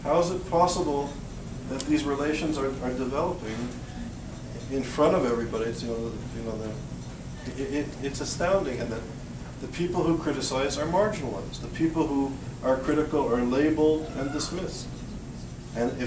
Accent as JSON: {"language": "English", "country": "Canada", "tie": "born or raised there", "also_born_or_lived": "Europe / Israel", "moved": "yes", "said": "growing up in Canada and living in Europe and Israel"}